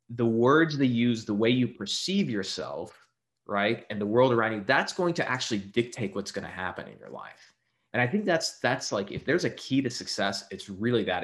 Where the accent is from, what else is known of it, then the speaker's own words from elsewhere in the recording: Texas, United States; I'm originally from Texas.